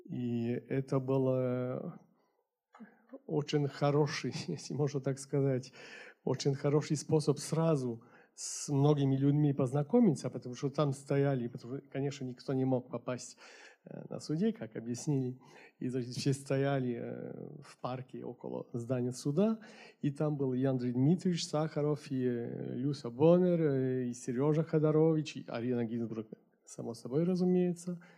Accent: Paris, Île-de-France, France; born there; так что я уже родился в Париже.

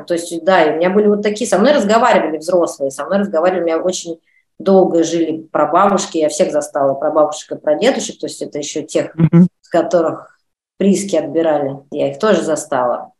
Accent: Russia; moved away as an adult; now in France; мы из России, по-русски говорим

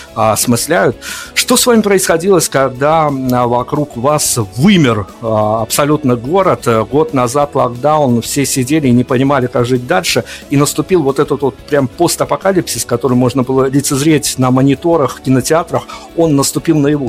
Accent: Belarus; мы белорусы, у которых, э, которых все карантины обходили стороной

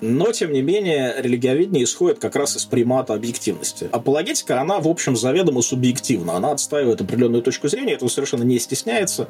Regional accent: Vyborg, Leningrad Oblast, Russia; also born or lived in Saint Petersburg; Выборг, мой родной город

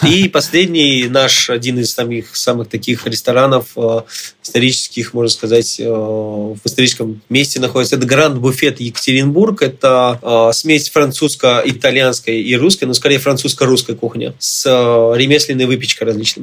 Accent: Armenia; я сам армянин

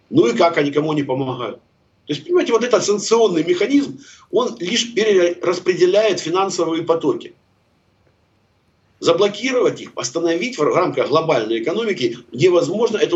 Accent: Kharkiv, Kharkiv Oblast, Ukraine; У меня просто информация, простите, из первых рук, потому что я харьковчанин.

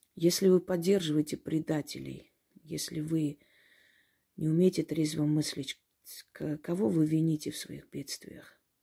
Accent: Georgia; also born or lived in Kars (ancestry); now in Russia; Я родилась в Грузии

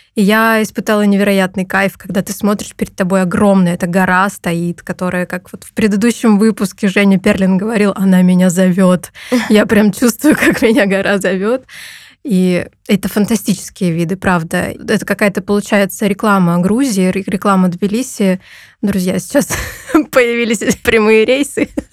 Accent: Perm, Perm Krai, Russia; moved away as an adult; now in Tbilisi, Georgia; Я родилась в Перми

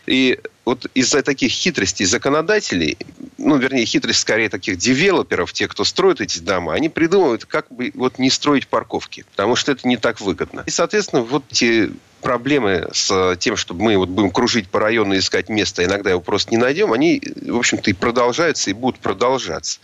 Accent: Moscow, Russia; здесь я как москвич

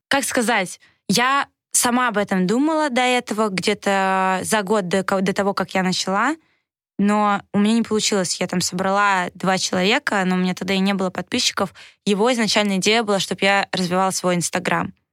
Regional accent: Saint Petersburg, Russia; also born or lived in Moscow / Novogorsk; я сама из Санкт-Петербурга

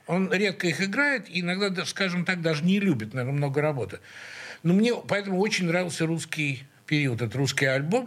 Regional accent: Saint Petersburg, Russia; мы все из Снегиревки

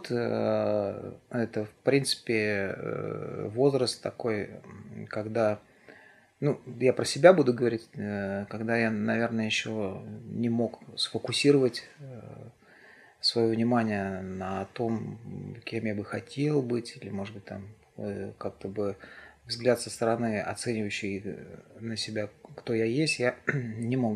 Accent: Siberia, Russia; moved away; несмотря на то, что я приехал из Сибири и были авторитетные люди, которые здесь уже занимались взрослыми делами

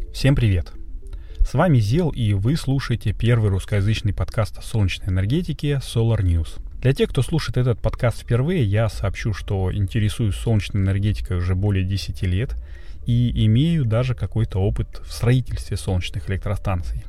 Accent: Russia; я из России

